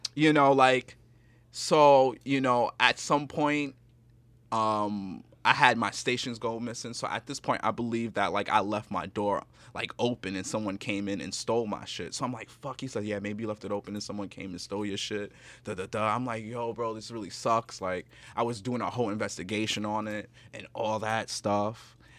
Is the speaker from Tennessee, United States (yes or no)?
no; New York City, New York, United States; I'm from the Bronx